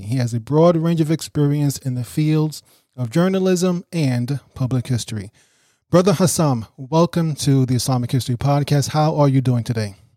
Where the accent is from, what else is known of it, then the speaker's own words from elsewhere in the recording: New York City, New York, United States; I grew up in Brooklyn, New York